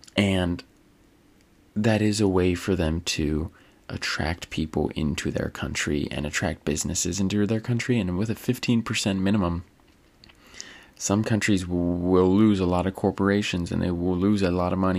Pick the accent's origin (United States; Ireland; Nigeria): Ireland; I mean, as an Irishman, completely unbiased opinion on that.